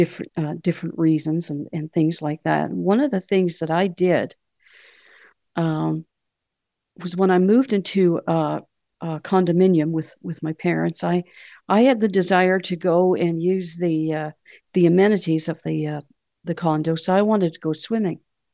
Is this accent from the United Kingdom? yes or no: no; Canada